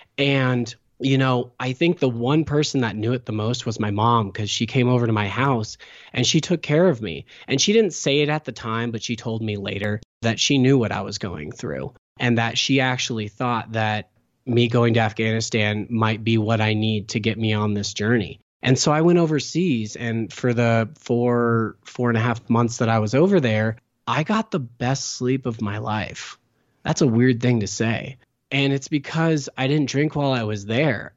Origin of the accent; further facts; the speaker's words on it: Sacramento, California, United States; moved away; also born or lived in St. Louis, Missouri / Hawaii; I'm originally from Sacramento, California.